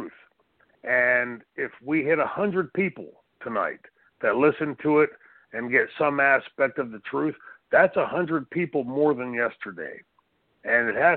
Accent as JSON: {"language": "English", "town": "Pittsburgh", "region": "Pennsylvania", "country": "United States", "tie": "born or raised there", "said": "growing up in Pittsburgh, Pennsylvania."}